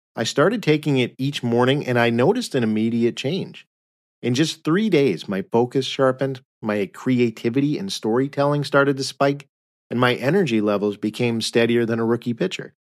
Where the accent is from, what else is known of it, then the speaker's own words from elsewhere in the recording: United States; we as Americans